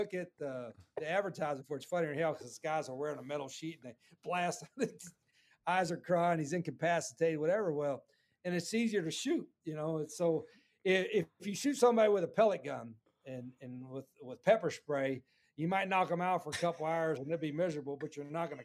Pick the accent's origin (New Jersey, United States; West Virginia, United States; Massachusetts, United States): West Virginia, United States; now in Jacksonville, United States; when I was growing up in West Virginia, and my dad was a coal miner